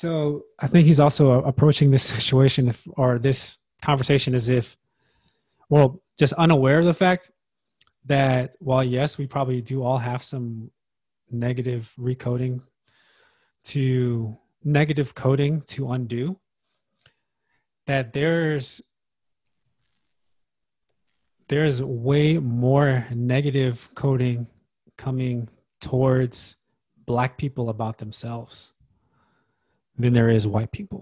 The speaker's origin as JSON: {"language": "English", "country": "United States", "said": "it's also part of being American."}